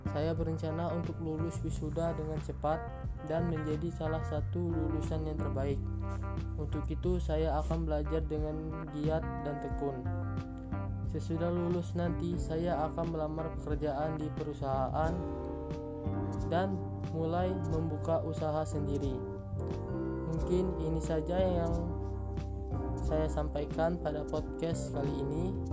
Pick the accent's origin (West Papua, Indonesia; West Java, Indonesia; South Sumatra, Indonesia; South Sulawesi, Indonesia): South Sumatra, Indonesia; Saya lahir dan tinggal di Kabupaten Muara ini. Provinsi Provinsi Sumatera Selatan.